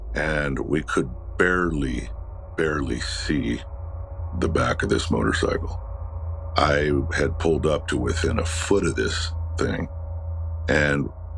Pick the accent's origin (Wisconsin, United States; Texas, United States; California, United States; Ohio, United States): California, United States; Los Angeles; I was born and raised in Los Angeles. And it's not known for heavy fog